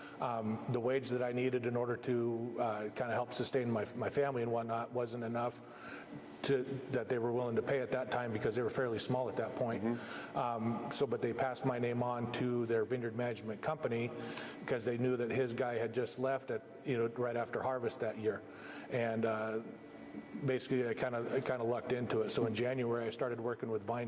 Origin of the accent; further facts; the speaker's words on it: Idaho, United States; moved away as an adult; also born or lived in Portland, Oregon; now in Oregon, United States; Growing up in Idaho, I grew up as a farm kid